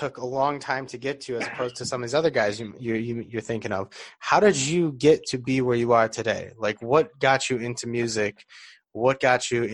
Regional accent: Detroit, Michigan, United States; I'm from Detroit

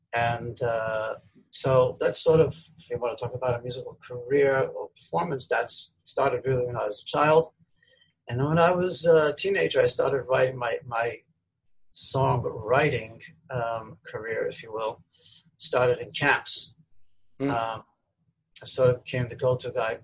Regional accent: Melbourne, Victoria, Australia; I grew up in Melbourne, Australia.

